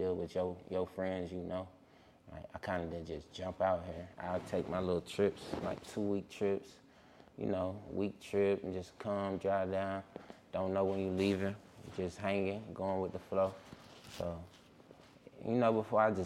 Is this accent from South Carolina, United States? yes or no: yes; Greenville, South Carolina, United States; moved away as an adult; also born or lived in Laurens, South Carolina / Atlanta, Georgia; I'm born in Lawrence, South Carolina. I grew up in Greenville, South Carolina. I moved to Atlanta when I was like 18.